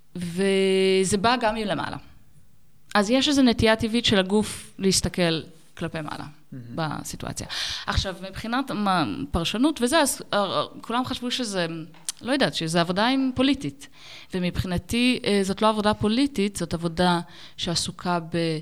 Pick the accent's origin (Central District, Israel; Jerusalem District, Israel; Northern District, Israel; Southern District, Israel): Northern District, Israel; Ben Ami; moved away as an adult; now in Berlin, Germany; אני גדלתי במושב בנעמי ליד נהריה